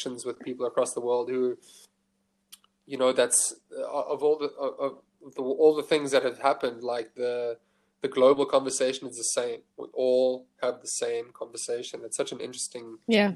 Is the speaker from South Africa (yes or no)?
yes; Johannesburg, Gauteng, South Africa; moved away as an adult; now in Cape Town, South Africa; I'm from Johannesburg